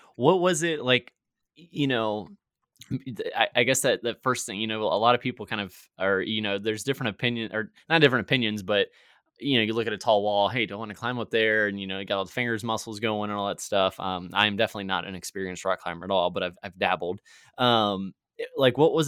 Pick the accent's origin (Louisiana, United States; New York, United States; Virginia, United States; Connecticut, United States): Virginia, United States; moved away; I'm actually originally from Virginia on the East Coast